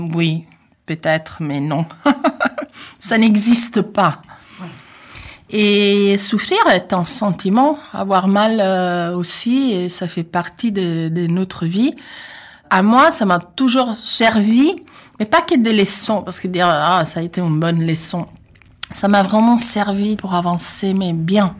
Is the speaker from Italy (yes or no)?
yes; Italy; French is a second language; moved away as an adult; now in France; j'ai un accent, oui, je suis italienne